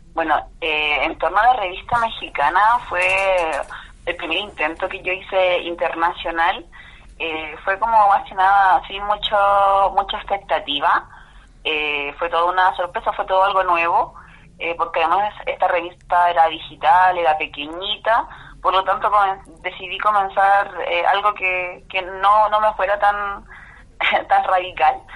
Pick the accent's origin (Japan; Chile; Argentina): Chile; Curicó, Maule; vengo de Chile, de Curicó y siempre del campo.